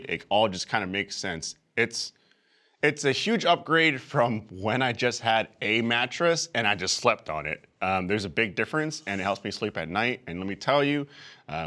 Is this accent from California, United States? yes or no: yes; San Francisco, California, United States; moved away; in my hometown, San Francisco